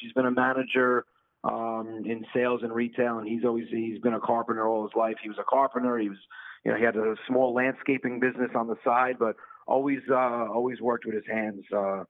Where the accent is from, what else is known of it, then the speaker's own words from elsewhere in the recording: New Rochelle, New York, United States; moved away as an adult; now in Long Island, United States; I grew up in Westchester, New York, New Rochelle.